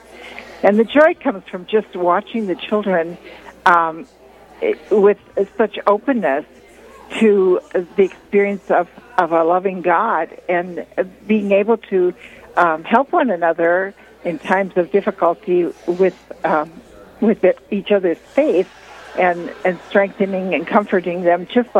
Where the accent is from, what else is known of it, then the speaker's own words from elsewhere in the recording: Minneapolis, Minnesota, United States; now in Duluth, United States; I grew up in Minneapolis, actually, as a Lutheran